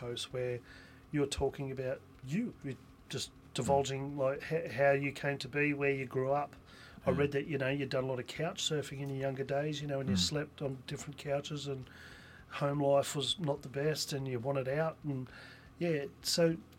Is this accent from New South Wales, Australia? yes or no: yes; Newcastle, New South Wales, Australia; now in Western Australia, Australia; where I'm from in Newcastle